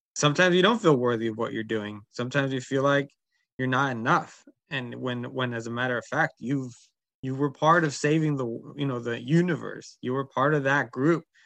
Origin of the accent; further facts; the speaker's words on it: Berkeley, California, United States; also born or lived in Oakland; I was born in Oakland and raised in Berkeley